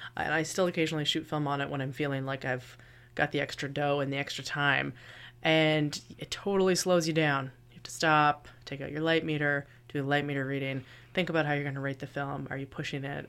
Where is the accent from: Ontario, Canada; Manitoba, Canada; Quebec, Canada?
Ontario, Canada; Kingston; I am from Kingston, and I am the local photographer